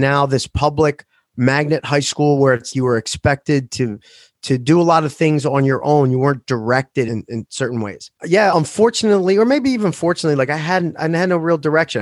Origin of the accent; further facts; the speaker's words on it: Philadelphia, Pennsylvania, United States; also born or lived in Maple Shade, New Jersey; Seventeenth and Morris in South Philadelphia